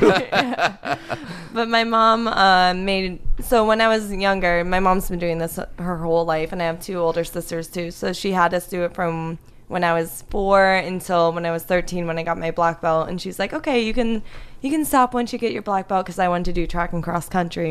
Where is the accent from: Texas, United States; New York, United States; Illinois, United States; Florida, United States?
Florida, United States; South; moved away as an adult; also born or lived in Pittsburgh, Pennsylvania / Connecticut; now in Los Angeles, United States; I was born in Pittsburgh, but then I lived in Connecticut for nine years, and then South Florida for the rest of my life.